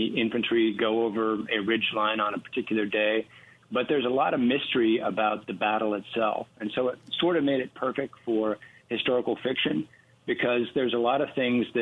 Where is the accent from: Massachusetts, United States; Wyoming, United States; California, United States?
Wyoming, United States; I grew up in Wyoming